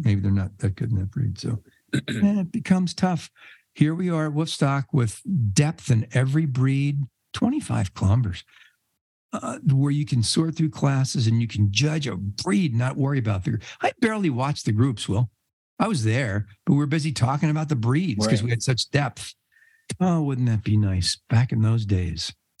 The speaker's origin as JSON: {"language": "English", "town": "New York City", "region": "New York", "country": "United States", "tie": "born there", "also_born_or_lived": "New Jersey", "said": "I was born in New York City. A lot of people don't know that. I was born in one of the five boroughs, Staten Island. I still got it in me a little bit. Then I moved to Jersey, and I lived in Jersey"}